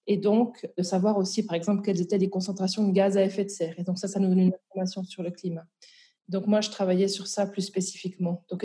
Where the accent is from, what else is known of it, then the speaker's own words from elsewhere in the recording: Val-de-Travers, Neuchâtel, Switzerland; moved away as an adult; also born or lived in Bordeaux, France; now in Brussels, Belgium; donc je suis à l'origine euh, suisse, donc je viens du Val de Travers.